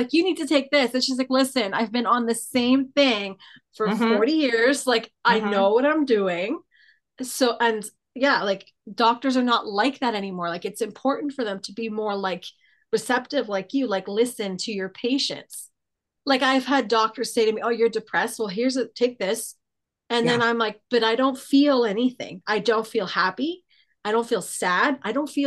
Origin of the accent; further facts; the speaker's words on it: Toronto, Ontario, Canada; where are you from? And I'm like, Toronto.